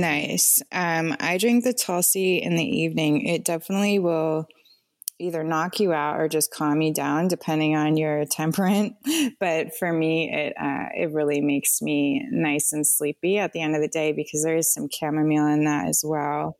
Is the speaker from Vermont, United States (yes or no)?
yes; Vermont, United States; also born or lived in Rwanda; now in Asheville, United States; I grew up in Vermont on a farm as well.